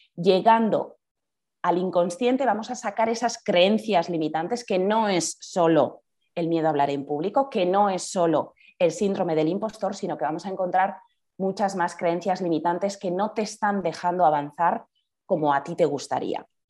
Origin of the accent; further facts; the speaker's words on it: Bergara, Basque Country, Spain; now in Madrid, Spain; soy de, de Vergara, soy del País Vasco